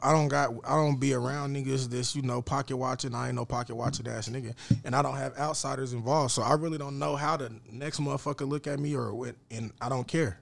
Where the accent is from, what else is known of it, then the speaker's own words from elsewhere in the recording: Lawton, Oklahoma, United States; I'm from Lawton, bro. I'm putting on for Lawton